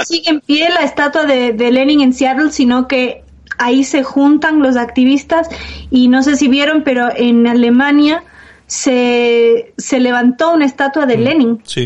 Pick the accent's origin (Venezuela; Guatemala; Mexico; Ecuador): Ecuador; Quito, Pichincha; Quito, de donde soy yo